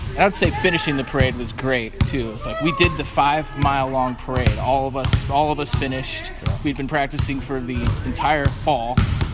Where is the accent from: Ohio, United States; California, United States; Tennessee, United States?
Ohio, United States; Dublin; also born or lived in Columbus, Ohio; I'm from Columbus. I grew up in Dublin. I started at OSSB in 2009 as a junior in high school.